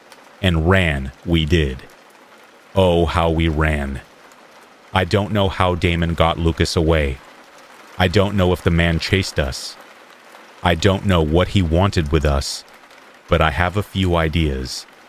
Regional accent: New Zealand; I am from Aotearoa, New Zealand. We do have the odd missing person or scary case, but it's otherwise safe here, and not much happens.

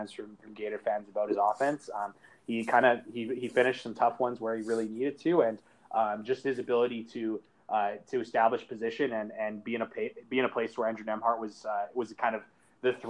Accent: Canada; I'm Canadian

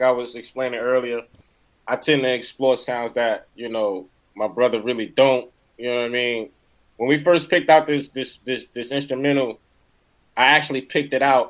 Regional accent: East Orange, New Jersey, United States; That's where I'm from. Yeah, from East Orange

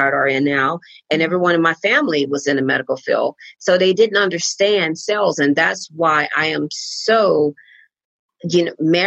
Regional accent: Galveston, Texas, United States; I grew up in Galveston, Texas, about 40 miles outside of Houston

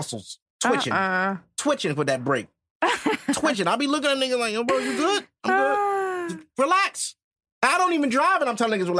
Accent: New York City, New York, United States; I'm a New Yorker for real.

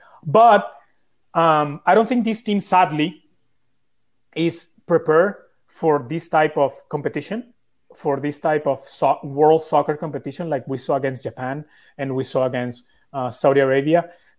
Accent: Italy; born there; I was born in Italy.

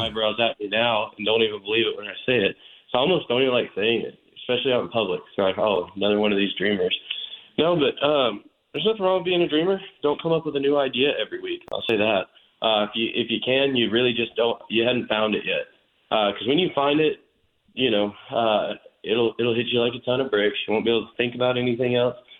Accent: Dallas, Texas, United States; growing up in Dallas, but spending a lot of time in West Texas on a family property

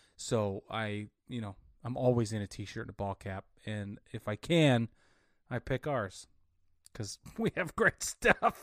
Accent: Utah, United States; I grew up in Utah

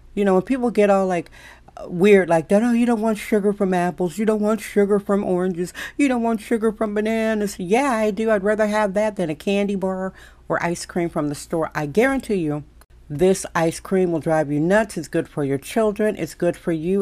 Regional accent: Wisconsin, United States; now in San Francisco, United States; I'm born and raised in Wisconsin, socialized there

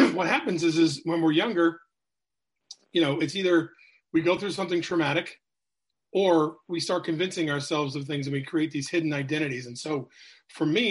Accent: New Hampshire, United States; So I'm from New England. I grew up in New Hampshire.

